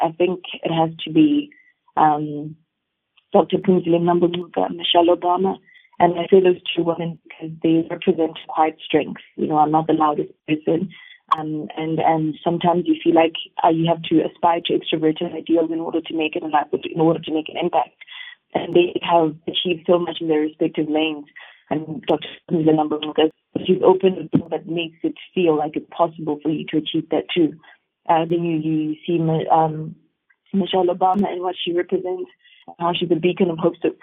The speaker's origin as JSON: {"language": "English", "country": "South Africa", "said": "us as South Africans"}